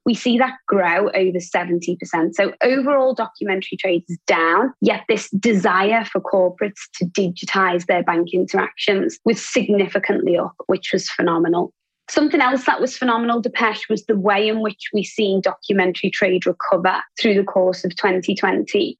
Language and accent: English; Liverpool, North West England, United Kingdom; also born or lived in Asia Pacific; now in Singapore; I was born in Liverpool.